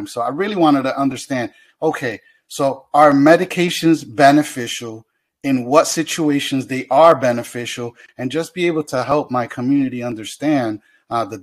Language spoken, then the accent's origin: English; Hartford, Connecticut, United States; I'm from Hartford, born and raised in Hartford